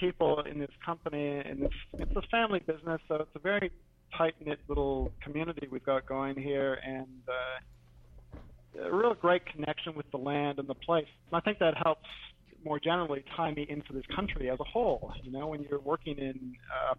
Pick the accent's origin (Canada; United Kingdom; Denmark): Canada; Waterloo, Ontario; moved away as an adult; now in Murrumbateman, Australia; I grew up in Waterloo, and as you guys might well know, it's big Mennonite country down there